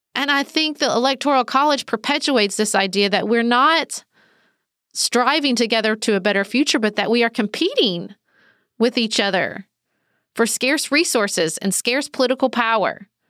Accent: the South, United States; as a Southerner

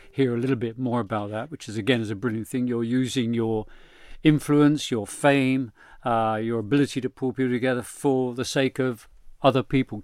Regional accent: London, United Kingdom; my parents were Irish and they met here in London

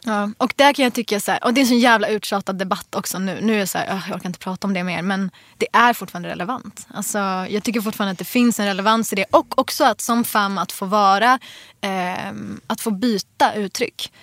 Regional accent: Jordbro, Stockholm County, Sweden; also born or lived in Enskede; jag flyttade ju från Jordbro. Eh, när jag var, jag vet inte, 12

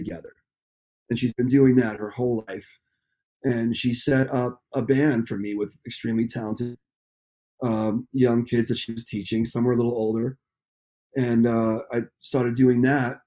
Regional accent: Nyack, New York, United States; growing up in Nyack

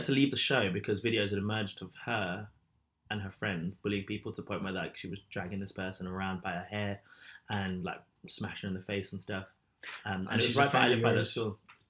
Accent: London, United Kingdom; I grew up in London.

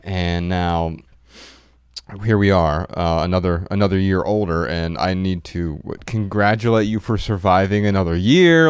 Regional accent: Dayton, Ohio, United States; I was born in Dayton, Ohio, a few months previous

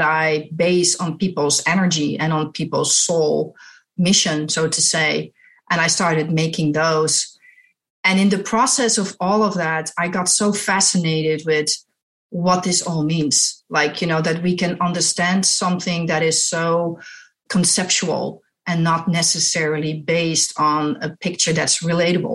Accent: Netherlands; I'm from Holland, the Netherlands, in Europe. I was born there. I was raised there and I went to art school there

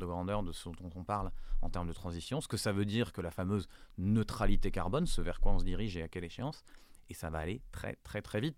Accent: France; chez nous en France

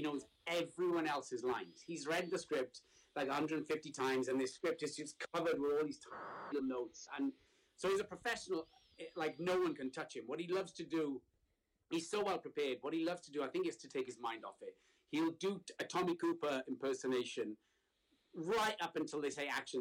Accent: Wales, United Kingdom; moved away as an adult; now in Brooklyn, United States; I am from Wales.

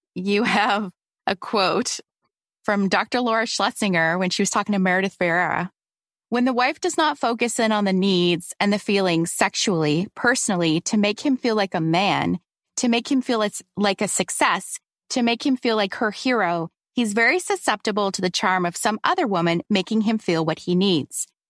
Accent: Canada; I'm Canadian

